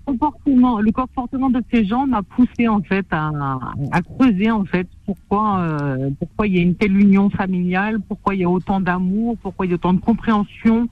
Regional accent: France; je suis française

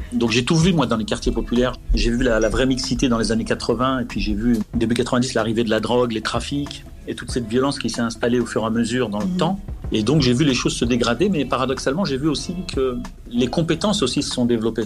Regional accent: Gennevilliers, Île-de-France, France; also born or lived in Clichy-la-Garenne; je, suis né euh, à Clichy-la-Garenne et j'ai grandi euh, à Gennevilliers dans le 92

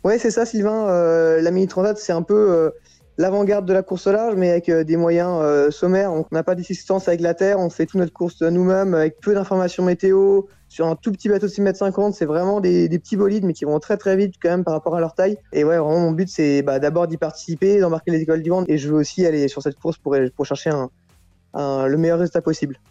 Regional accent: Plabennec, Brittany, France; moi je suis breton, je suis bretonnant

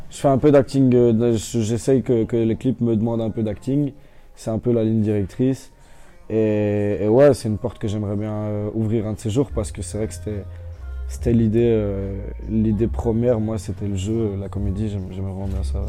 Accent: Ottignies, Wallonia, Belgium; je viens pas de Louvain-la-Neuve, je viens d'Otigny

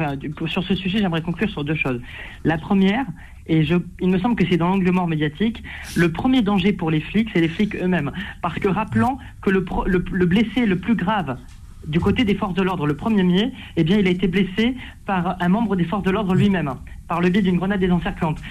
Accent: France; en tant que Français

